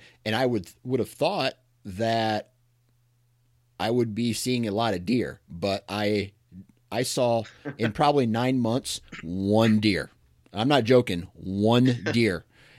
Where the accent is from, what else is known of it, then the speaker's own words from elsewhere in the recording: Iowa, United States; when I lived in Alabama, I lived there for about a year, and I'm from Iowa, and I'm just used to seeing deer on every drive out there.